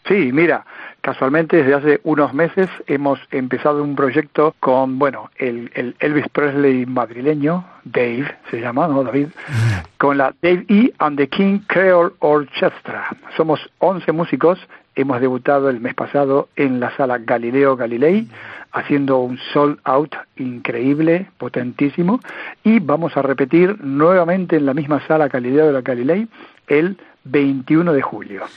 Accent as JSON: {"language": "Spanish", "town": "Luján", "region": "Buenos Aires Province", "country": "Argentina", "tie": "born or raised there", "said": "mi pueblo, en la ciudad de Luján, en la provincia de Buenos Aires"}